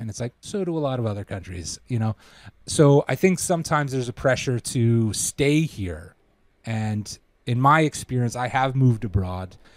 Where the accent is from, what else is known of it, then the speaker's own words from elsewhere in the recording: Toronto, Ontario, Canada; moved away as an adult; also born or lived in England; we're from Toronto